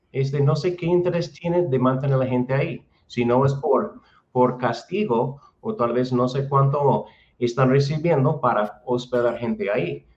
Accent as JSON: {"language": "Spanish", "country": "United States", "also_born_or_lived": "Guadalajara, Mexico", "moved": "as an adult", "lives_now": "Chapala, Mexico", "said": "soy de Estados Unidos"}